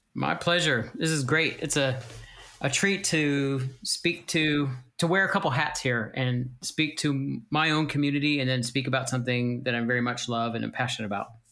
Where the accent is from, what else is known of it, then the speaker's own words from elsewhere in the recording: United States; moved away as an adult; also born or lived in Pennsylvania; now in Welland, Canada; We are from the States. We moved here to Welland seven years ago